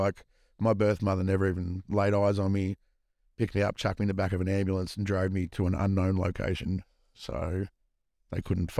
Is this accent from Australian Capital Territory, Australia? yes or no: no; Queensland, Australia; I actually grew up, oddly enough, on a flower farm up in Queensland, mate. Growing carnations.